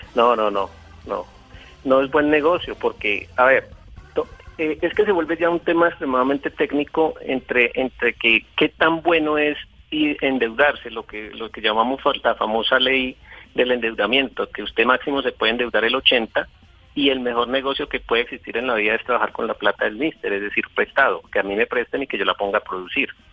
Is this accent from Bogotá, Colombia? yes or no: no; Valle del Cauca, Colombia; moved away as an adult; now in Bogotá, Colombia; Estoy en Bogotá, soy del Valle del Cauca, llevo en Bogotá eh, 14 años, me vine por temas de trabajo